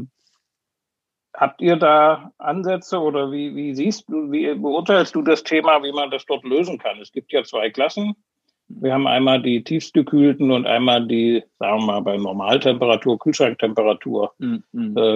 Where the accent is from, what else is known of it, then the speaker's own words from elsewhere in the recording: Switzerland; mich ein bisschen